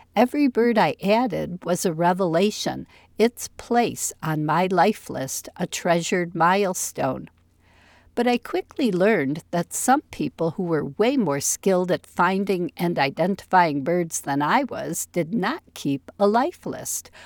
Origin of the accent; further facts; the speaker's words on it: near Chicago, Illinois, United States; moved away; also born or lived in East Lansing, Michigan; where I grew up near Chicago